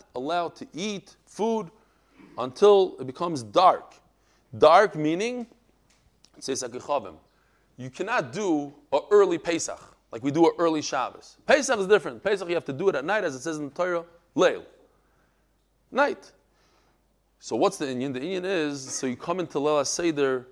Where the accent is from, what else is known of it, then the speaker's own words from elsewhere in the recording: Bnei Brak, Tel Aviv District, Israel; I'm a Litvak from Bnei Brak